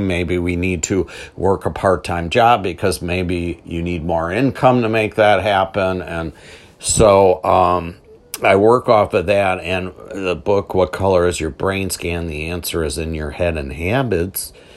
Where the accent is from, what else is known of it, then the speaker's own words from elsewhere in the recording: Milwaukee, Wisconsin, United States; I'm from Milwaukee